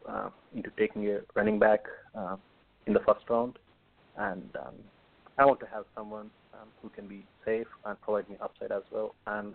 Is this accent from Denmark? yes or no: no; India; moved away as an adult; now in Lexington, United States; I grew up in India, and I have been living in Lexington, Kentucky for the past 9.5 years